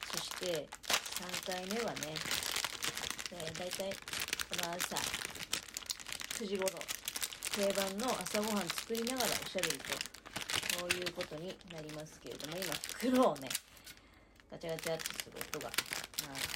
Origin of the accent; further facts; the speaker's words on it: Niigata, Japan; 新潟市東区。はい。こちらがね、確か本社だよね。千島屋ってところ。はい。えー、なのでね、あの、あ、自分の地元にある有名企業